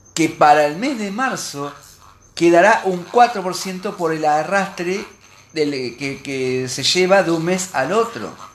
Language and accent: Spanish; Argentina